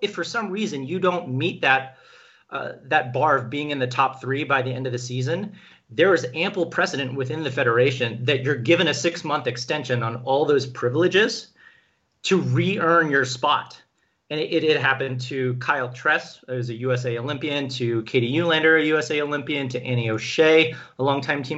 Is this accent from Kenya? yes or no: yes; Kenya; moved away; So I was born in Kenya. I actually have a Kenyan birth certificate. I learned Swahili growing up.